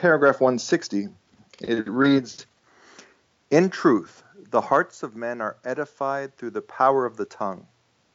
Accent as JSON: {"language": "English", "town": "Toronto", "region": "Ontario", "country": "Canada", "tie": "born or raised there", "first_language": "Estonian", "second_language": "English", "said": "as an Estonian growing up in Canada"}